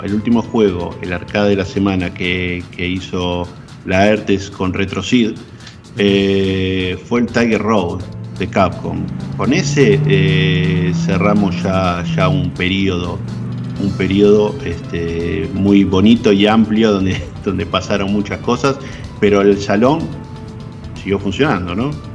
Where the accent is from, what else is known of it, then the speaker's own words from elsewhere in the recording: Argentina; como argentino